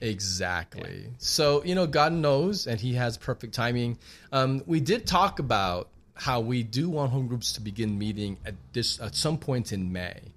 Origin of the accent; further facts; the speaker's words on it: Laredo, Texas, United States; growing up in Laredo